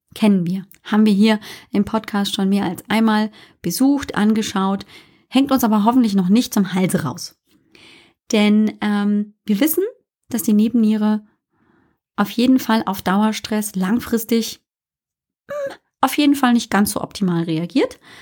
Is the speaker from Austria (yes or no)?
no; Germany; accent: German; also born or lived in United States; man hört natürlich immer meinen englischen Akzent, äh, meinen deutschen Akzent